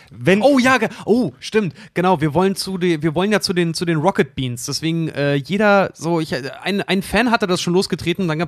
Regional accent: Berlin, Germany; Bei uns Berlinern, da ist halt immer so, du hast, du hast so einen Singsang drin irgendwann

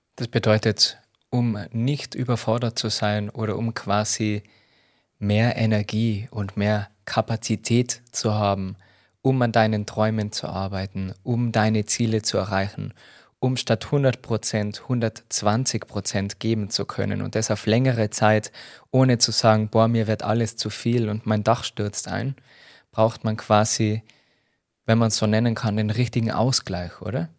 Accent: Tyrol, Austria; als Tiroler

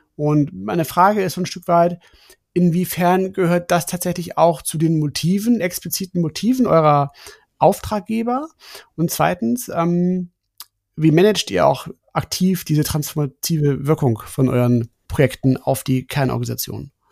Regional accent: Germany; als gute Deutsche

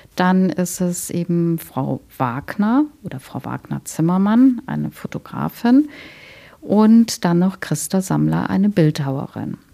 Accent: Cologne, North Rhine-Westphalia, Germany; moved away as an adult; now in Leipzig, Germany; Ich komme aus Köln

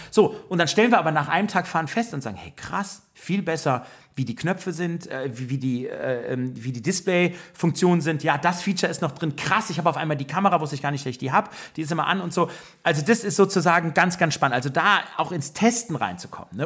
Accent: Germany; moved away as an adult; now in United States; als Deutscher

